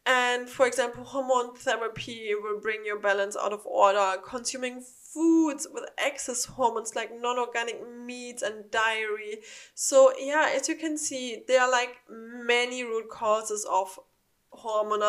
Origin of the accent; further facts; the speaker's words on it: Germany; now in United States; I'm from Germany, we don't have something like that there. So when I first arrived in the United States